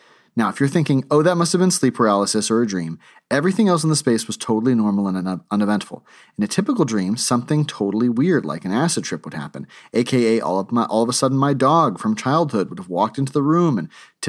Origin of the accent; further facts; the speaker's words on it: Texas, United States; This was one of my first times really driving around in the Northeast. I grew up in Texas.